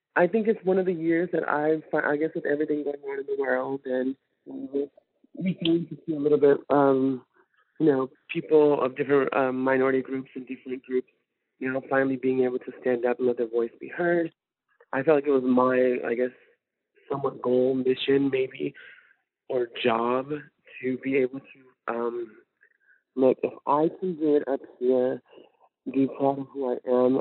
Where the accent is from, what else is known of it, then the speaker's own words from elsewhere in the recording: California, United States; also born or lived in Fort Smith, Arkansas; now in Northwest Arkansas, United States; Originally, I'm from California. Um, my parents moved to Fort Smith